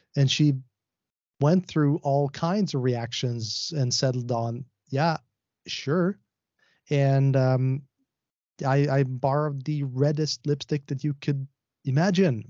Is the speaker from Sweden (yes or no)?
yes; Sweden; I am from Sweden.